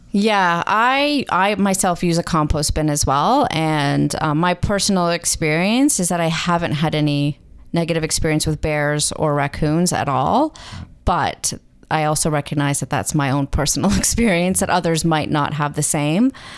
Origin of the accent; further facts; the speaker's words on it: Mississauga, Ontario, Canada; moved away as an adult; also born or lived in Waterloo; now in Muskoka, Canada; I grew up in Mississauga